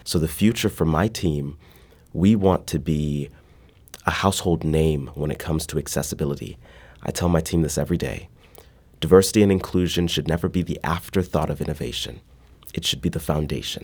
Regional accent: Midwest, United States; now in St. Louis, United States; growing up in the Midwest

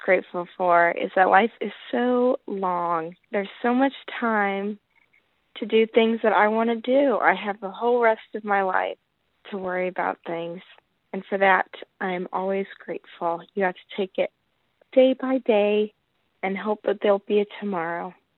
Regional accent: St. Louis, Missouri, United States; I'm from Saint Louis, Missouri

